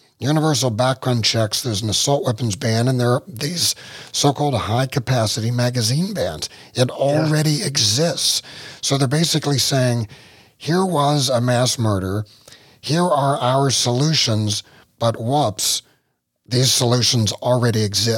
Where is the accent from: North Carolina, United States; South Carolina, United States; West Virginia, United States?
West Virginia, United States; Well, I'm from West Virginia